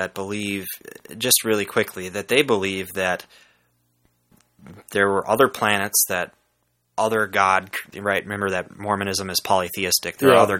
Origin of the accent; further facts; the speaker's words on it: Saint Paul, Minnesota, United States; growing up in the St. Paul area, there's quite a few Catholics around.